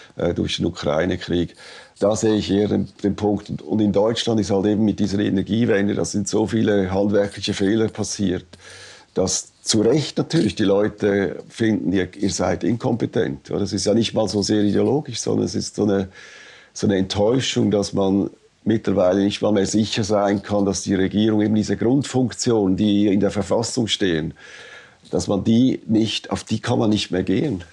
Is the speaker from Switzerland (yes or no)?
yes; Switzerland; als Schweizer